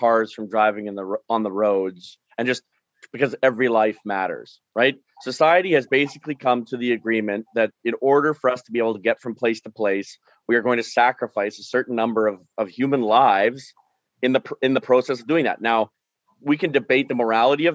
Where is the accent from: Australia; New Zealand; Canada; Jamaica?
Canada; Alberta; I'm from Alberta, kind of the epicenter of the opioid crisis right now